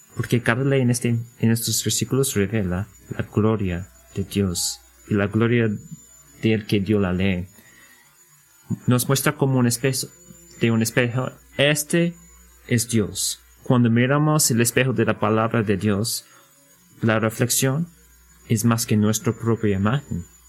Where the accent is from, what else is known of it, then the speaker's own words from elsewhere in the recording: United States; Spanish is a second language; como americanos en nuestra cultura